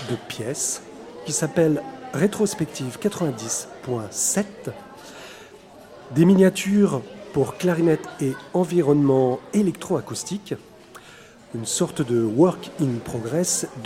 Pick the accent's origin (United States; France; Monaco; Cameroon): France; Paris, Île-de-France; born there; …, je suis né en 1974 à Paris mais je ne me sens pas vraiment parisien.